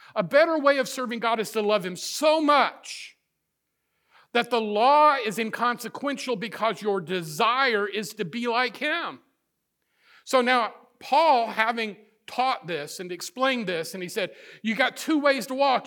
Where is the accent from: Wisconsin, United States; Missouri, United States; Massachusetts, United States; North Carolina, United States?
Missouri, United States; northern; moved away; I grew up in the Midwest, in the, uh, the northern part of the state of Missouri